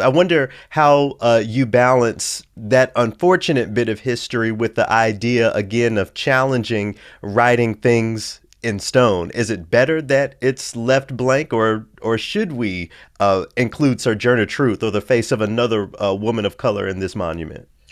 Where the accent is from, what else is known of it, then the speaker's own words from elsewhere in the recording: the South, United States; I'm from the South where there has always been a conversation about Confederate monuments from the time I was a child